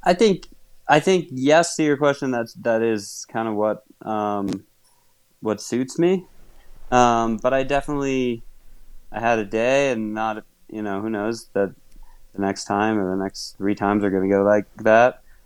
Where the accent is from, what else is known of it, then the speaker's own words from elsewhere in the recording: Wisconsin, United States; moved away; I grew up in Wisconsin, and fortunately, there was a club in my hometown